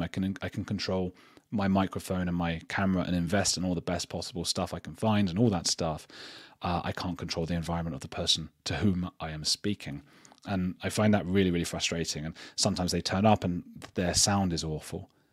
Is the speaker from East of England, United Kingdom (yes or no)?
yes; Watford, East of England, United Kingdom; also born or lived in Germany / Medellin, Colombia; now in Bristol, United Kingdom; I'm from Watford though.